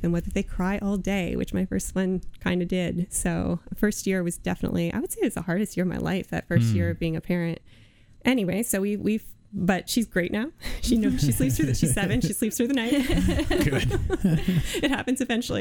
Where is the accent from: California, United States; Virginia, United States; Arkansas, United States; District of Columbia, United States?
Virginia, United States; moved away as an adult; now in Iowa, United States; I grew up in Virginia.